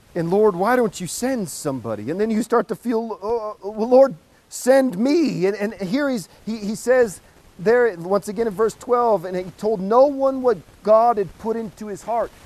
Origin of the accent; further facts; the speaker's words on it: Portland, Oregon, United States; I'm from Portland